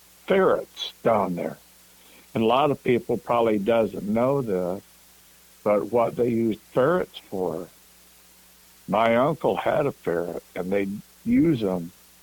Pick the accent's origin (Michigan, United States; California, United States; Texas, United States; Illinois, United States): Michigan, United States; Coldwater; Well, to begin with, I was born and raised up here in Coldwater, Michigan.